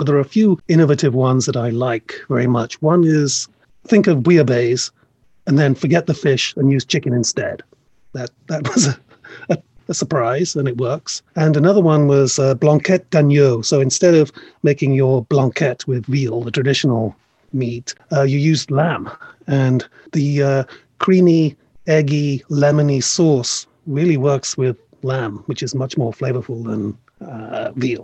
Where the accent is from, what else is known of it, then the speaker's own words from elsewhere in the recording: Wales, United Kingdom; I grew up in Wales